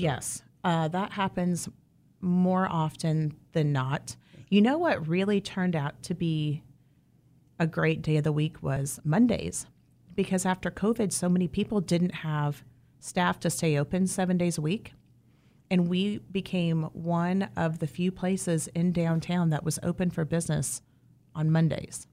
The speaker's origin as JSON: {"language": "English", "area": "southeast of Wichita", "region": "Kansas", "country": "United States", "tie": "born or raised there", "said": "I grew up, um, down on the far, far southeast side, not even in Wichita"}